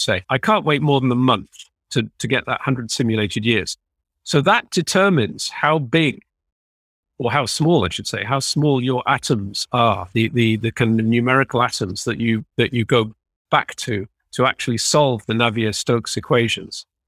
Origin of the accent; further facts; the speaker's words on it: United Kingdom; now belonging to a country which is leaving the E U